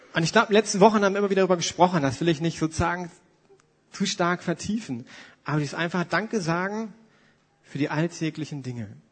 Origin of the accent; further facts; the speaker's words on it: Germany; für uns Deutsche